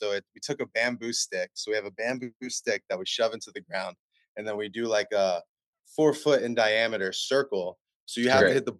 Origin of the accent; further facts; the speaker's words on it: East Coast, United States; now in California, United States; we're from the East Coast.